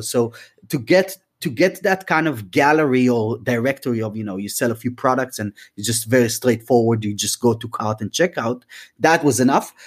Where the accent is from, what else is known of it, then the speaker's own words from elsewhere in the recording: Tel Aviv, Tel Aviv District, Israel; moved away as an adult; now in London, United Kingdom; we moved the entire band from Tel Aviv, from Israel, where I'm from originally, and we moved to London